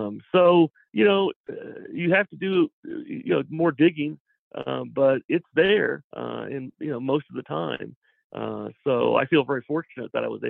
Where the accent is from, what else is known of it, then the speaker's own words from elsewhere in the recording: Missouri, United States; I grew up in Missouri as a Southern Baptist